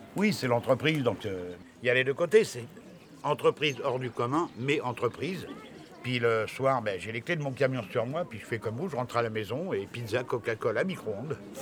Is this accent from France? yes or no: yes; Allier, Auvergne-Rhône-Alpes, France; moved away; je viens de l'Allier